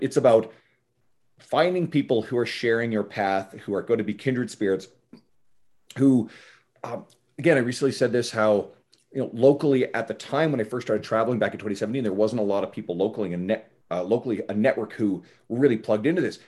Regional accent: Canada; I'm Canadian

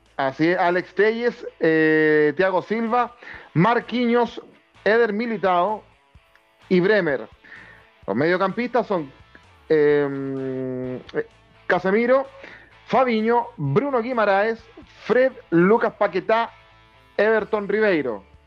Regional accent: Chile; como chileno

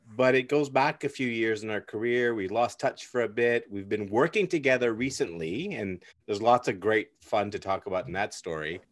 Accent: Burnaby, British Columbia, Canada; born or raised there

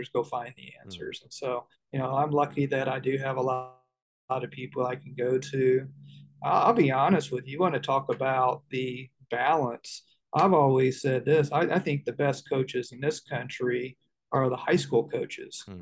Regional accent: Indianapolis, Indiana, United States; moved away as an adult; growing up in Indianapolis, I grew up as the oldest of six

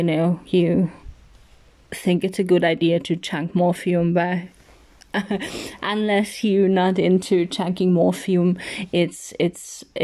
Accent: Austria; English is a second language; also born or lived in Spain / Switzerland; born and raised in Austria, but not solely in Austria. I also live part-time in Spain and Switzerland, so I grew up pretty international.

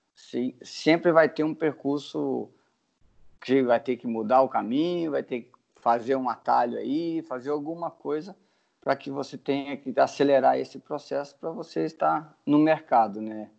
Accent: Carangola, Minas Gerais, Brazil; moved away as an adult; also born or lived in Boston, United States; minha cidade natal é Carangola

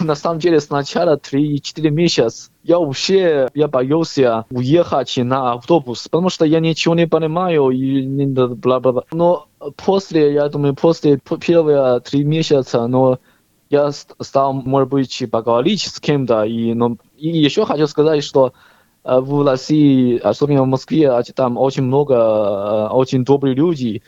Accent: Henan, China; Russian is a second language; moved away as an adult; also born or lived in Moscow, Russia; now in Australia; Я сам э, Шаолин Хлан, это Хэнан провинция

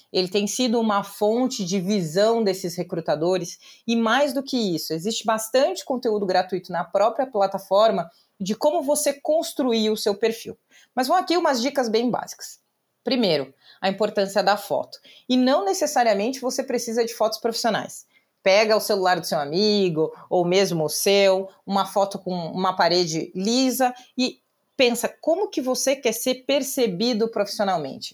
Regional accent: Pelotas, Rio Grande do Sul, Brazil; first language Portuguese; moved away as an adult; now in São Paulo, Brazil; eu sou uma advogada que veio do interior do Rio Grande do Sul, então nascida e criada em Pelotas

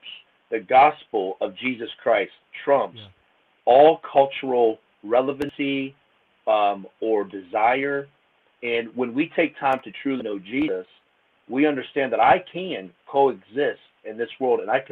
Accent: Akron, Ohio, United States; I'm from Akron, Ohio. Originally, we called it the AK Rowdy. So it's just Northeast Ohio

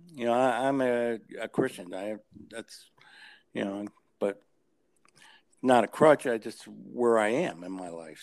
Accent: New Haven, Connecticut, United States; I grew up in New Haven, so I used to drive mm-hmm. a taxi in New Haven at night

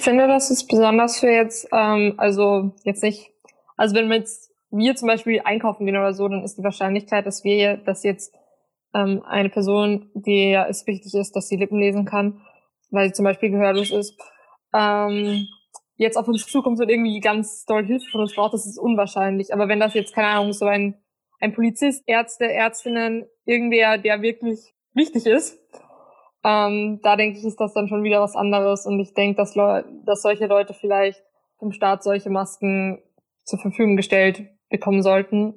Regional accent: Austria; bei uns in Österreich

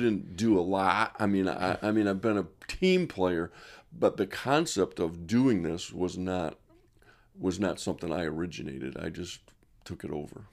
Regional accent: Rochester, New York, United States; I was raised in Monroe County, i, around Genesee Valley Park

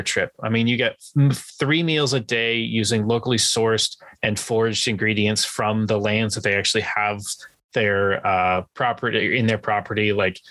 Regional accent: San Diego, California, United States; growing up in San Diego

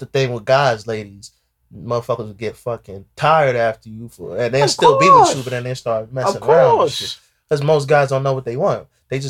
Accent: Ghana; You know, I'm from Ghana, that's my Ghanaian.

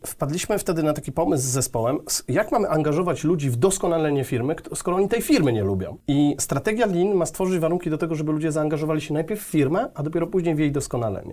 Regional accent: a small town near Jelenia Góra, Lower Silesian Voivodeship, Poland; also born or lived in Wrocław / Germany; ja pochodzę z Jeleniej Góry, z mhm. małej miejscowości pod Jelenią Górą właściwie

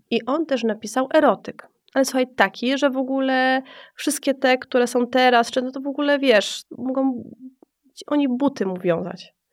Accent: Kraków, Lesser Poland, Poland; moved away; na czym się może wychować dziewczyna z, z Nowej Huty

